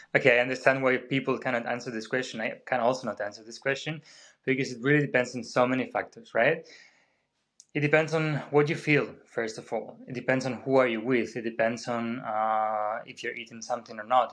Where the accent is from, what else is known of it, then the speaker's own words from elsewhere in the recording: Spain; moved away as an adult; now in Vienna, Austria; I'm originally from Spain, but been living in Vienna for ten ye-, over ten years now